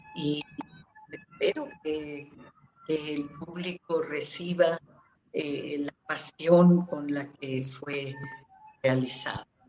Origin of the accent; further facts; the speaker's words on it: Mexico; somos los mexicanos